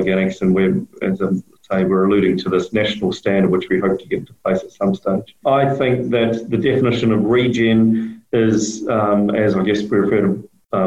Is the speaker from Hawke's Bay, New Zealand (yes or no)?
yes; Heretaunga Plains, Hawke's Bay, New Zealand; I grew up on the Heretonga Plains here in the horticultural area of Hawke's Bay, New Zealand